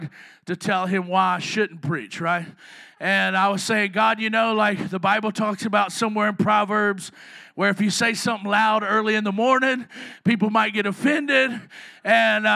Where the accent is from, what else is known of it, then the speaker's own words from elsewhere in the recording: the South, United States; I'm from the South.